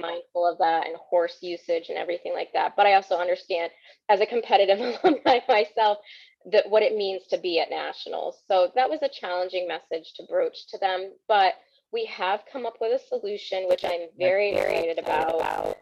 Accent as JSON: {"language": "English", "region": "Connecticut", "country": "United States", "tie": "born or raised there", "said": "I am born and raised in Connecticut, so I've been here my entire life."}